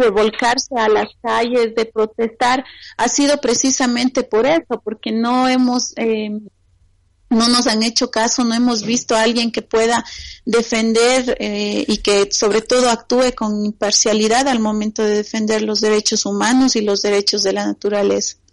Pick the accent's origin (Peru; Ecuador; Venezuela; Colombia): Ecuador; en mi país